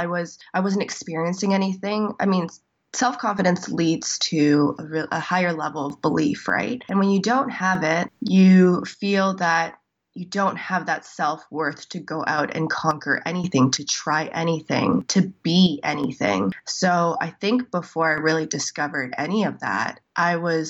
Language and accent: English; Toronto, Ontario, Canada; born and raised in Toronto